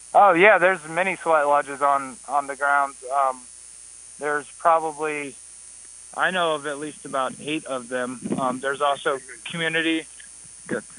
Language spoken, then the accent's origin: English; Atlanta, Georgia, United States; I'm from Atlanta, Georgia and I've been out here for a few months now